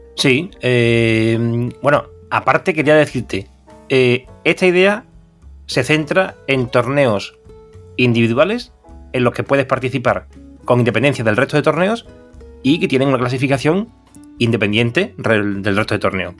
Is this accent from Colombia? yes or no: no; Seville, Andalusia, Spain; nosotros que somos de Sevilla